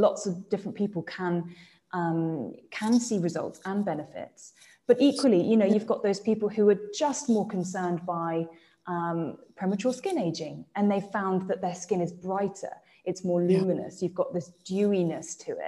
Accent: England, United Kingdom; accent: English; that's my English accent coming out

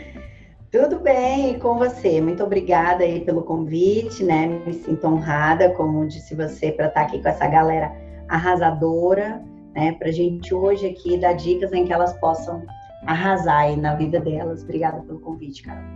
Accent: Ceilândia, Federal District, Brazil; Eu nasci na periferia da periferia. Hoje é a maior favela da América Latina. Foi onde eu nasci. Ceilândia, Brasília.

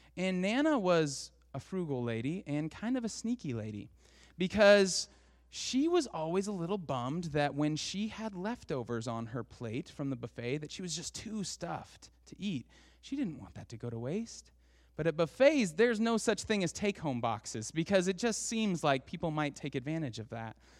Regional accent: Portland, Oregon, United States; growing up in Portland, I went to David Douglas

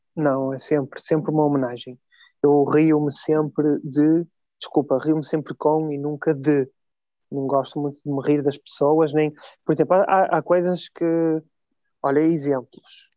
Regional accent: Vila Nova de Gaia, Porto District, Portugal; simplesmente sou de Gaia

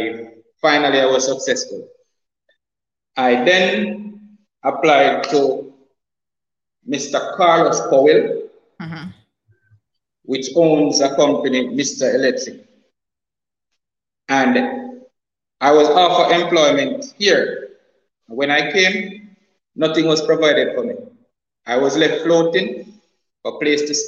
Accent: Montego Bay, Saint James, Jamaica; moved away as an adult; also born or lived in Trinidad and Tobago; now in Cayman Islands; I am a Jamaican national, have a little ties in Trinidad, and I attended the St. James High School. I'm officially from Montego Bay

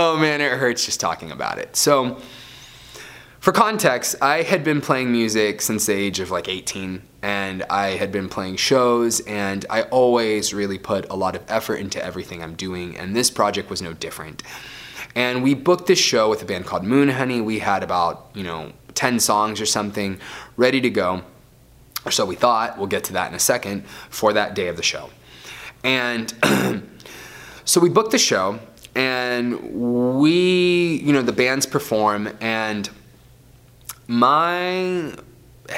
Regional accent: Florida, United States; I grew up in Florida

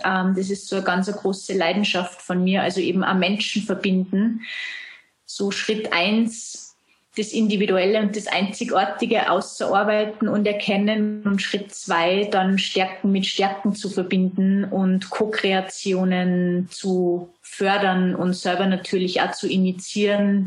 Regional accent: Salzburg, Austria; du hörst es an dem Dialekt. Ich komme aus Österreich, aus Salzburg.

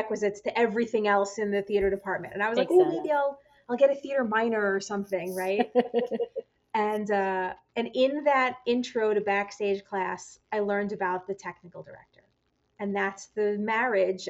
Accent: New York, United States; moved away as an adult; now in Twin Cities, United States; I grew up in New York

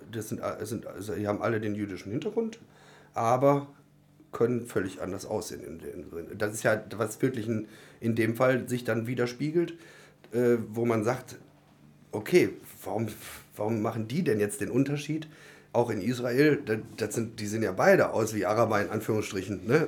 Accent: Germany; ich komme aus Deutschland

